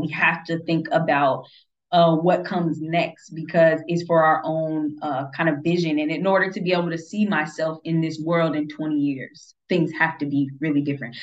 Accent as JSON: {"language": "English", "country": "United States", "said": "as an American"}